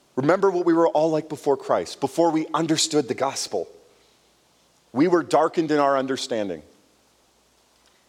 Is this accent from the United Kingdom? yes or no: no; Canada; growing up in Canada, I had friends who were Indians